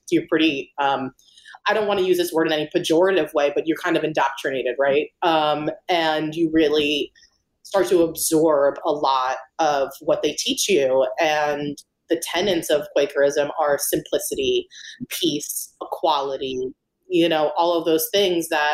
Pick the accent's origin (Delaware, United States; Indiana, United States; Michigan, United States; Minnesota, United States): Delaware, United States; Wilmington; moved away as an adult; now in New York City, United States; So I was born and raised in Wilmington, Delaware. So I lived there for about 18 years before I went to Parsons here in New York City for art school.